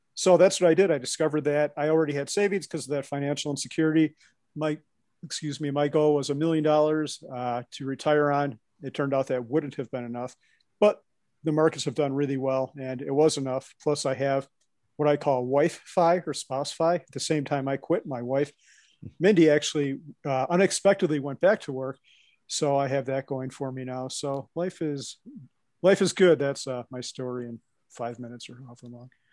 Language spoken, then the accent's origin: English; Chicago, Illinois, United States; accent: Midwest; also born or lived in Wisconsin; now in Colorado, United States; I grew up outside of Chicago, a northwest suburb.